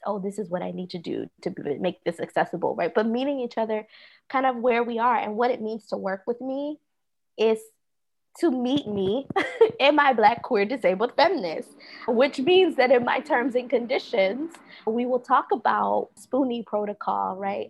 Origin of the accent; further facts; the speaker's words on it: Philadelphia, Pennsylvania, United States; moved away; I am from originally from Philadelphia, Southwest Philadelphia